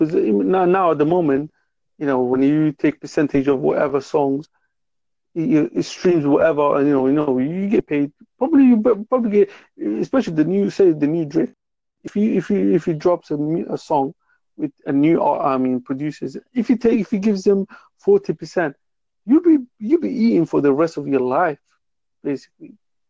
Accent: England, United Kingdom; I'm from England

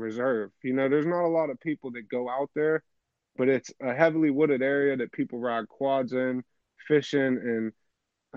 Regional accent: Pennsylvania, United States; I'm from PA

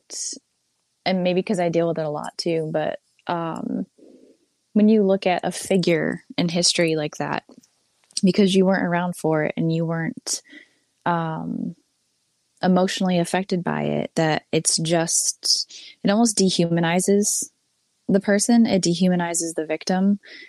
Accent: Massachusetts, United States; my hometown, the year I was born

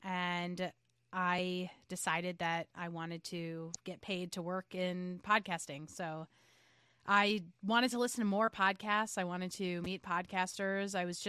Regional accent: New York, United States; also born or lived in Jackson, Mississippi / Los Angeles / St. Louis / Portland, Maine; Yeah, I am a New Yorker.

